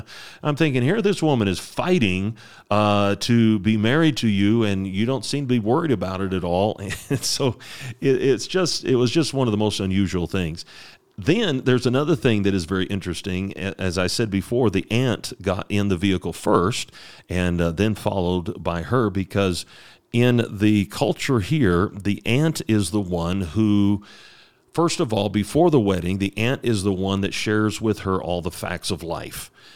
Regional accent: United States; moved away; I'm an American

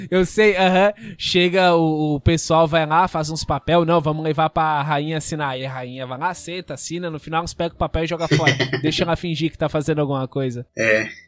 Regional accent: Brazil; Talvez eu esteja errado, porque eu tô pensando como brasileiro, né?

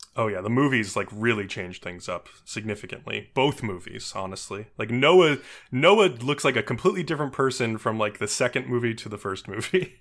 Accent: New York, United States; As a New Yorker myself

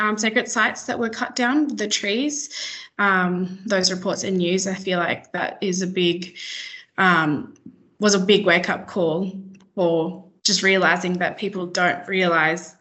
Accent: Broome, Western Australia, Australia; I grew up and was born and raised in Broome, WA

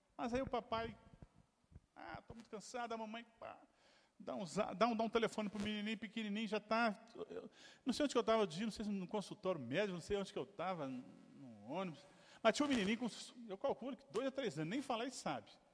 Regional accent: Brazil; nasci, fui criado no Bairro Bonfim

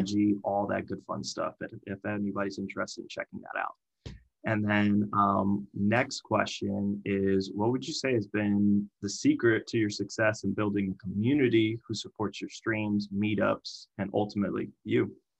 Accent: Miami, Florida, United States; moved away; I'm from Miami

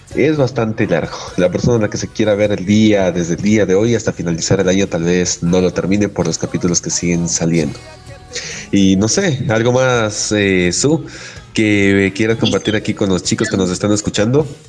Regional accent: Ecuador; soy, también de, soy también de Ecuador

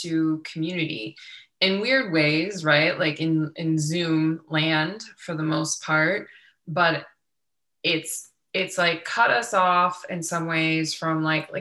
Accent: Youngstown, Ohio, United States; I grew up in Youngstown, Ohio

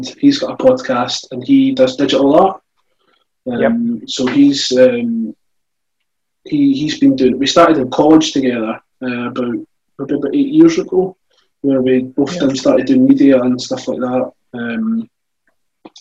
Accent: Scotland, United Kingdom; I'm from Scotland

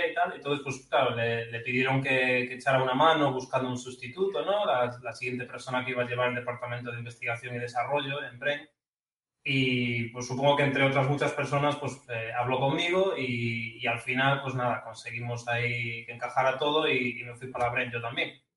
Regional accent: Ferrol, Galicia, Spain; moved away as an adult; yo no he salido de mi pueblo en toda mi vida. lo más lejos que he ido de Ferrol ha sido Santiago de Compostela

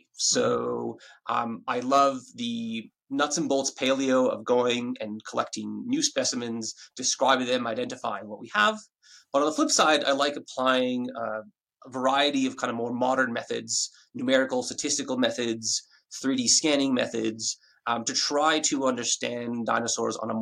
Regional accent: Ottawa, Ontario, Canada; moved away as an adult; now in Australia; I'm from Ottawa, Canada

